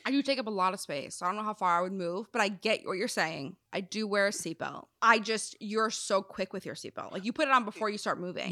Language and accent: English; Wisconsin, United States; moved away; also born or lived in South Carolina; I'm from Wisconsin. Well, technically, South Carolina, but I grew up in Wisconsin